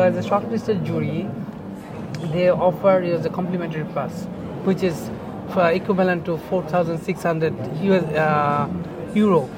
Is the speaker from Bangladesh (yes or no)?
yes; Bangladesh; born or raised there; also born or lived in Dhaka